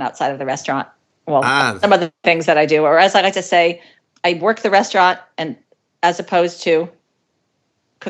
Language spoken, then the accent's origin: English; New Haven, Connecticut, United States; I grew up on Worcester Street in New Haven